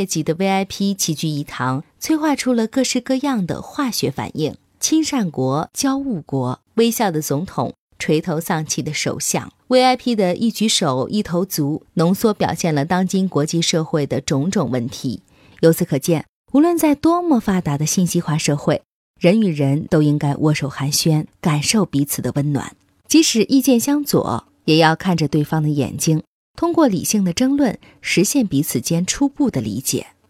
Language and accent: Chinese; Japan; Chinese is a second language; 我们日本人可能会用结结巴巴的英语给你指路，说不定你还会因此而结交一个异国友人呢。